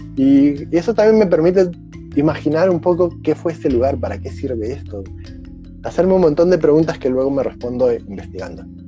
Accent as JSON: {"language": "Spanish", "region": "Lima", "country": "Peru", "moved": "yes", "lives_now": "Czech Republic", "said": "Yo vengo de Lima, un lugar de todo el año el cine es igualito"}